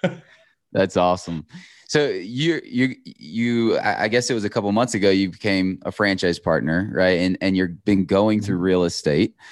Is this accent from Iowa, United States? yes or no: yes; Iowa, United States; I grew up in Iowa